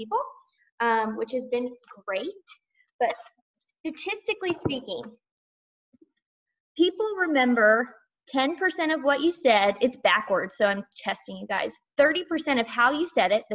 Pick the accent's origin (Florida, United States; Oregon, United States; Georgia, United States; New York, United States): Georgia, United States; accent: Southern; I'm from Georgia